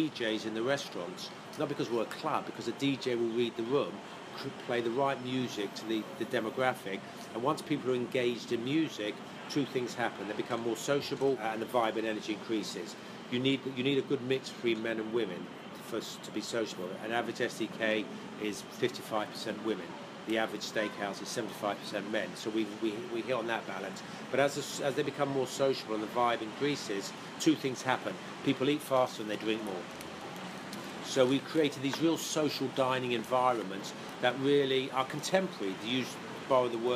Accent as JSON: {"language": "English", "country": "Jersey", "moved": "as an adult", "lives_now": "United States"}